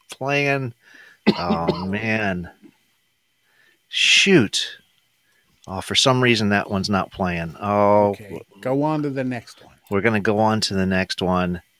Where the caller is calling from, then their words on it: Pakistan; I'm calling from Pakistan.